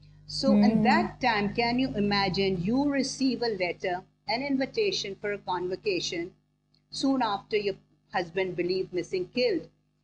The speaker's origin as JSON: {"language": "English", "country": "Bangladesh", "lives_now": "Pakistan", "said": "That was my first trip in an aircraft, other than when I came from Bangladesh to Karachi via Colombo."}